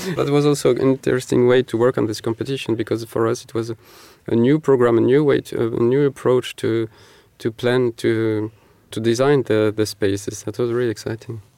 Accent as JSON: {"language": "English", "town": "Marseille", "region": "Provence-Alpes-Côte d'Azur", "country": "France", "moved": "as an adult", "lives_now": "Paris, France", "said": "I am myself from Marseille"}